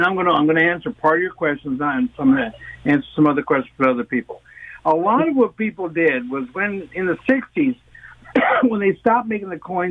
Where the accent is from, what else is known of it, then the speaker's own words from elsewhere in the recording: Canada; as a Canadian